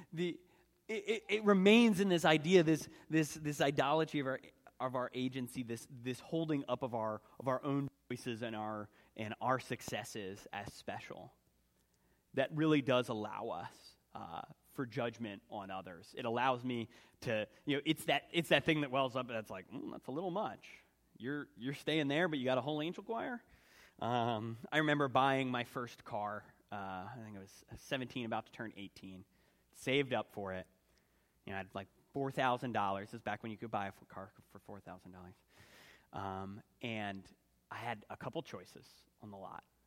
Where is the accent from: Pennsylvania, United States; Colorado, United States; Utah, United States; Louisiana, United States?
Pennsylvania, United States; Philadelphia; growing up in Philadelphia, my father worked in the arts community